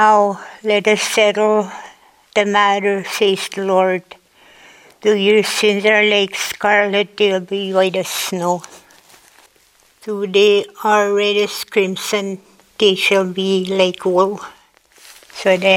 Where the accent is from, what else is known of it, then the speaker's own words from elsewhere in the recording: Cormorant, Manitoba, Canada; also born or lived in Thicket Portage, Manitoba; now in Split Lake, Canada; We grew up in Cormorant